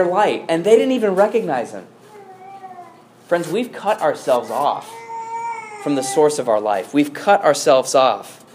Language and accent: English; Chicago, Illinois, United States; as a Chicagoan